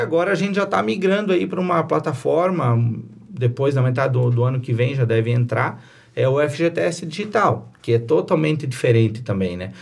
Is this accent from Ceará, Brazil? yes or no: no; Presidente Getúlio, Santa Catarina, Brazil; eu sou natural de Presidente Getúlio, é, me criei na Serra Vencida, morei lá até os 18 anos